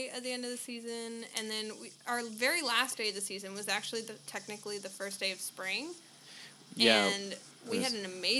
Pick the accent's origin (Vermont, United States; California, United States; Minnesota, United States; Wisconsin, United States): Vermont, United States; moved away; I grew up skiing Mount Snow in my hometown.